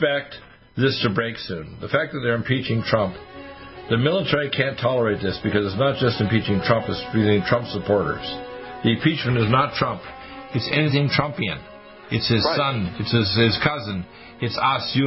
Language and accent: English; Halifax, Nova Scotia, Canada; also born or lived in Detroit, Michigan; my parents moved back to Halifax, Nova Scotia, and I've been raised here ever since.